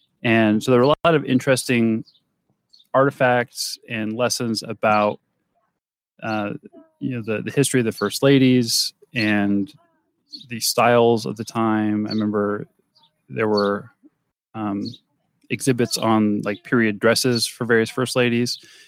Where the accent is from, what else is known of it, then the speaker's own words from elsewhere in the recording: Ohio, United States; And we're from Ohio, many of them.